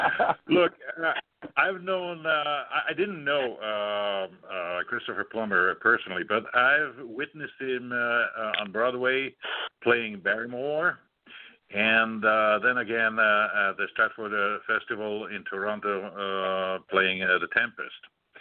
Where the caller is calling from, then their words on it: Switzerland; Yes, I am calling from Switzerland.